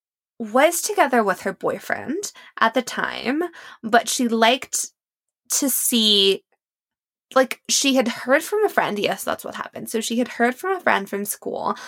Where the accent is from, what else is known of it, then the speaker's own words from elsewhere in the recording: Mexico; moved away as an adult; also born or lived in Paris; growing up in Mexico